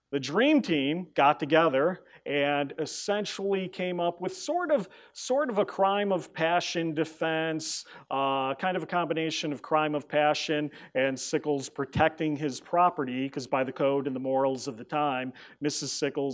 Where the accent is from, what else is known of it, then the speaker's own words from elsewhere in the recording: New York, United States; I'm a New Yorker